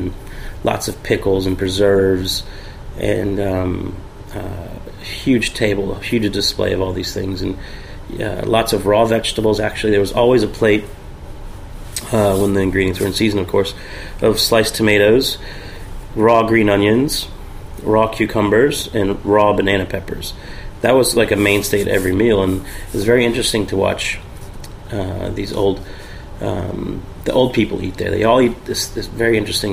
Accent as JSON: {"language": "English", "region": "Virginia", "country": "United States", "tie": "born or raised there", "moved": "as an adult", "lives_now": "Charleston, United States", "said": "I'm originally from Virginia"}